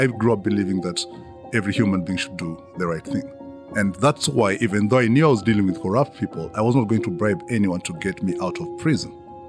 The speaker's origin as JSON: {"language": "English", "country": "Kenya", "tie": "born there", "said": "Yeah, I was born in Kenya 48 years ago."}